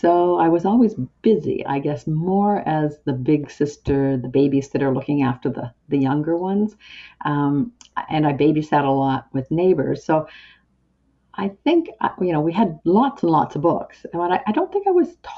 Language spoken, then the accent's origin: English; Antigonish, Nova Scotia, Canada; I grew up in Antigonish